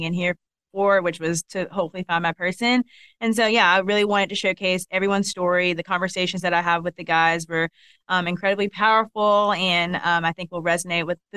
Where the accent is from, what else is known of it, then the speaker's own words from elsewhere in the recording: Columbus, Georgia, United States; accent: Southern; I'm from Columbus, Georgia. So Southern.